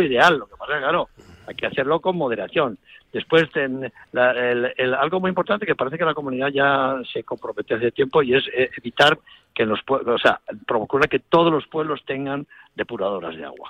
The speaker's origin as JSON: {"language": "Spanish", "town": "Tolivia", "region": "Castile and León", "country": "Spain", "tie": "born or raised there", "said": "cuando yo nací en León Capital, me llevaron a nacer allí, pero es que cuando yo tenía tres días, fui, me llevaron a vivir a Tolivia"}